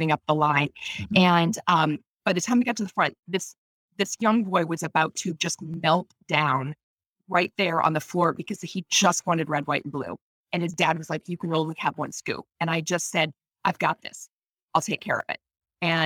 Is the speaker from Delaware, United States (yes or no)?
no; Maine, United States; in my hometown, which is a small town in you know, Maine